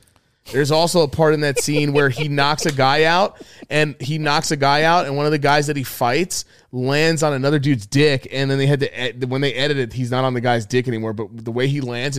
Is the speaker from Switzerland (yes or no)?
no; New York, United States; We grew up in New York.